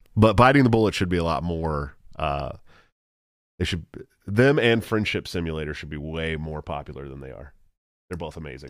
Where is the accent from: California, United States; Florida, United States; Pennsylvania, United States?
California, United States; Antioch; my hometown, Antioch, California